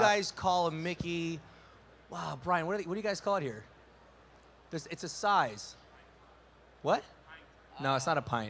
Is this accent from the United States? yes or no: no; Canada; So I'm Canadian.